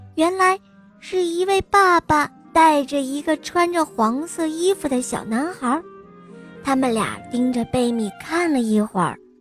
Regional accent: Beijing, China; 我今年我七岁了，我来自北京

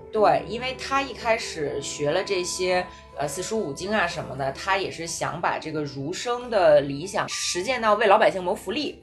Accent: China; 我们作为中国人

